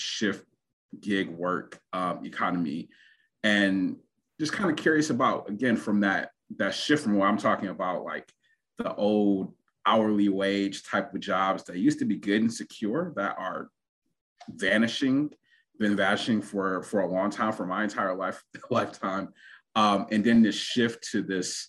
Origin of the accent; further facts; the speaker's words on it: Detroit, Michigan, United States; growing up in Detroit, which has a lot of labor